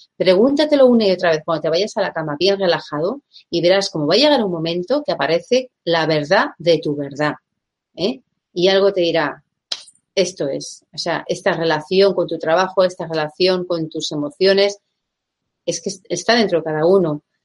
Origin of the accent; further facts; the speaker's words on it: Basque Country, Spain; soy española, soy vasca